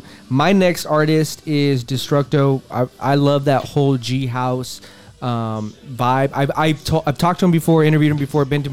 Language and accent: English; West Coast, United States; We're from the West Coast, for everybody listening. We are from the West Coast.